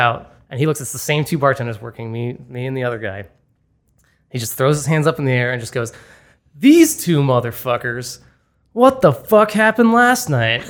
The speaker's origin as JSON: {"language": "English", "town": "Boston", "region": "Massachusetts", "country": "United States", "tie": "born or raised there", "said": "my hometown of Boston"}